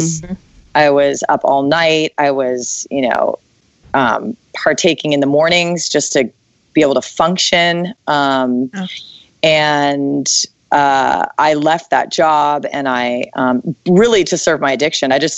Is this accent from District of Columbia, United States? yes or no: yes; Washington, District of Columbia, United States; now in San Francisco, United States; I grew up in DC.